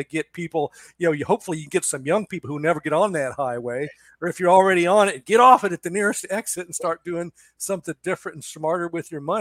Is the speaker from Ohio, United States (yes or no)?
yes; Cincinnati, Ohio, United States; moved away as an adult; also born or lived in Daytona Beach, Florida / Seattle, Washington; now in Charleston, United States; I grew up in Cincinnati, Ohio